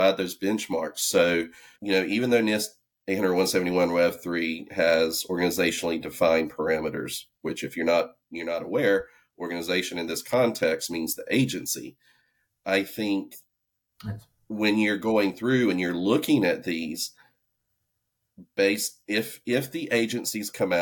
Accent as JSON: {"language": "English", "region": "the South", "country": "United States", "accent": "southern", "said": "you can hear my southern accent."}